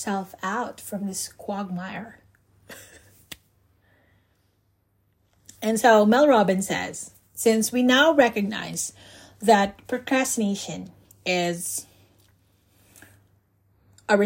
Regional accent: Philippines; moved away as an adult; also born or lived in Cebu / Bohol; I was still in my home country, the Philippines

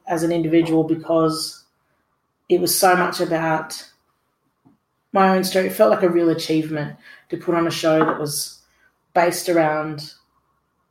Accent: Dubbo, New South Wales, Australia; when I was growing up in Dubbo in the 90s

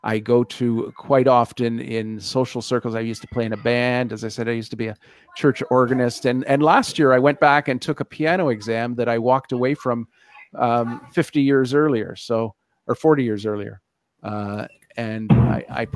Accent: Canada

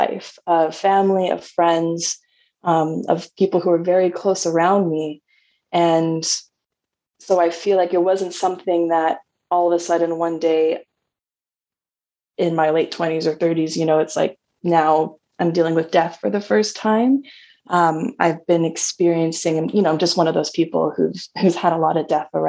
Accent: Toronto, Ontario, Canada; moved away; I was from Canada. I grew up in Toronto, Ontario

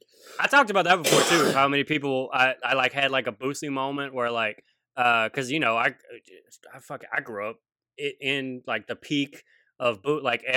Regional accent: Baton Rouge, Louisiana, United States; moved away as an adult; also born or lived in Washington State; now in Seattle, United States; I'm from Louisiana because people hear me, you know what I'm saying? And and I'm always just like identify, like I'll tell a story and be like, you know, I'm from Baton Rouge

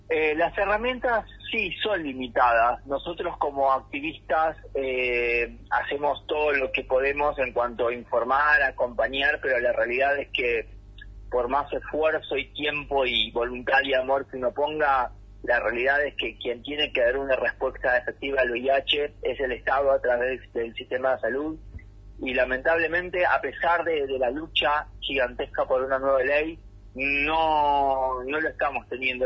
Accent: Ciudadela, Buenos Aires Province, Argentina; now in San Martín, Argentina; yo, nací y crecí en Fuerte Apache, en ah. zona oeste del conurbano bonaerense.

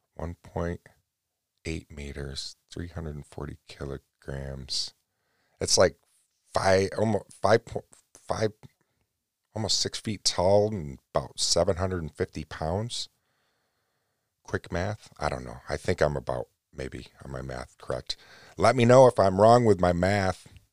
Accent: United States; me being an American

